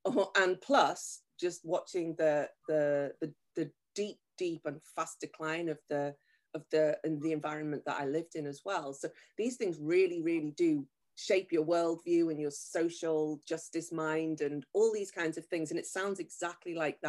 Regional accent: near Liverpool, North West England, United Kingdom; moved away as an adult; now in Tokyo, Japan; I was raised near Liverpool, 4 miles from Liverpool at the time

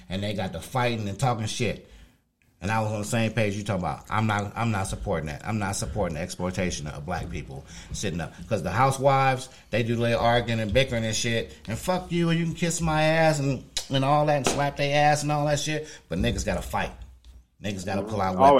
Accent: Chicago, Illinois, United States; I'm from a city. I'm from Chicago

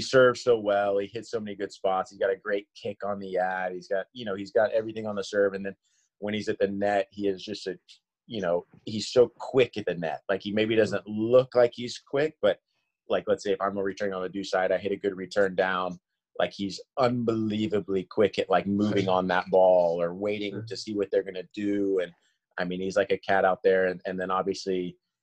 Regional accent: Kansas, United States; I grew up in Kansas.

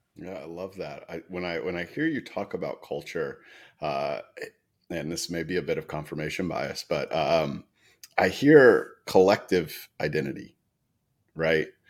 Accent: Atlanta, Georgia, United States; I grew up in Atlanta

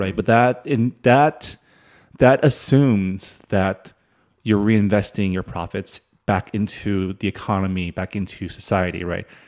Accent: San Gabriel Valley, California, United States; moved away as an adult; also born or lived in Canada; now in Washington, D.C., United States; I grew up in the San Gabriel Valley

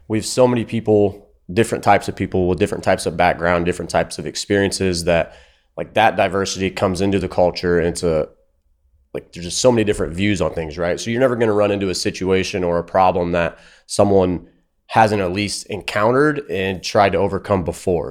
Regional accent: Fort Wayne, Indiana, United States; I'm from Fort Wayne, Indiana.

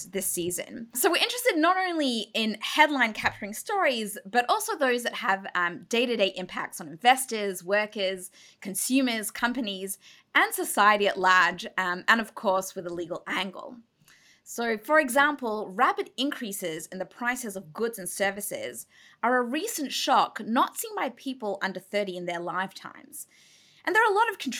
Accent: Israel; moved away; where I grew up in Israel

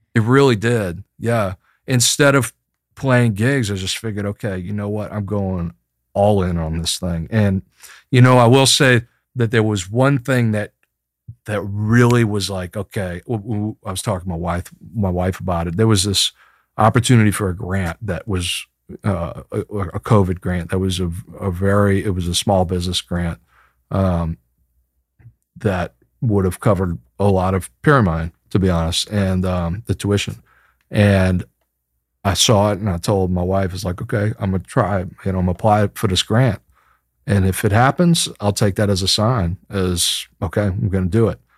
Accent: Chalmette, Louisiana, United States; also born or lived in San Francisco; less than two blocks away from where I grew up in Chalmette.

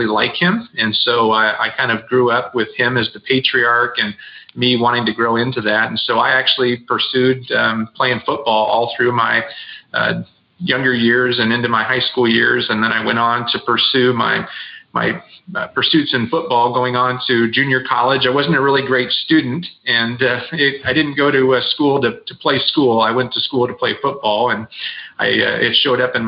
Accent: Southern California, United States; I grew up in sunny Southern California

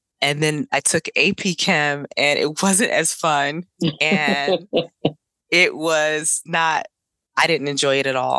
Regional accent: New Jersey, United States; also born or lived in Durham, North Carolina / Greenville, North Carolina / East Orange, New Jersey; born in Greenville, raised in Durham, North Carolina. And then I moved to New Jersey to live with my father around 9 or 10 years old

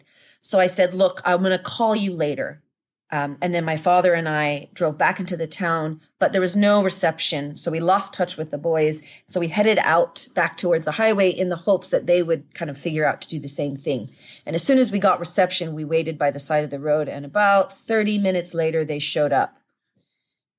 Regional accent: Japan; We grew up in Japan

